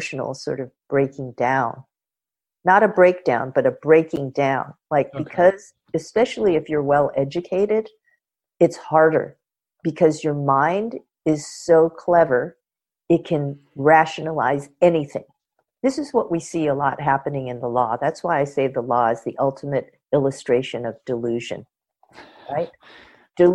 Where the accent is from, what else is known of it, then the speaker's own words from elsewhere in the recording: Los Angeles, California, United States; having been born and raised in Los Angeles, but coming from a culture that, you know, is across the Pacific